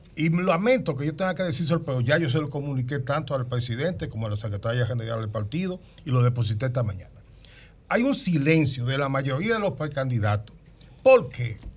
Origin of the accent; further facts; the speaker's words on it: Dominican Republic; yo soy un ciudadano dominicano que fui parte de la fundación del PRM